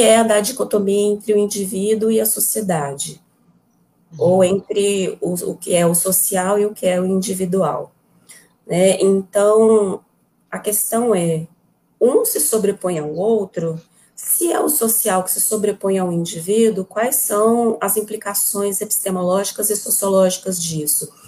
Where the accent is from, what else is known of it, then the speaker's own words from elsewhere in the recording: Goiânia, Goiás, Brazil; moved away as an adult; now in Porto Nacional, Brazil; Eu sou de Goiânia